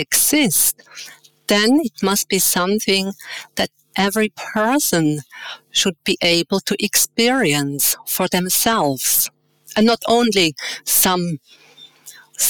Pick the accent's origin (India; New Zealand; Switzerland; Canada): Switzerland; Winterthur, Zurich; moved away as an adult; I was born in Switzerland in a town called Winterthur. I have two brothers, which are younger than me. Growing up in a loving family